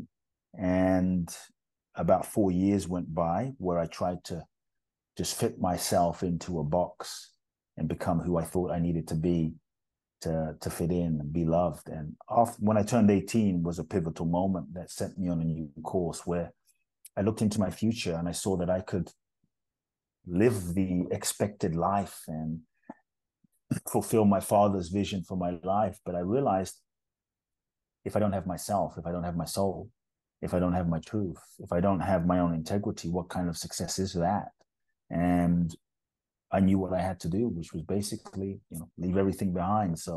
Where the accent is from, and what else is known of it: London, United Kingdom; born or raised there; also born or lived in Ghana; now in Los Angeles, United States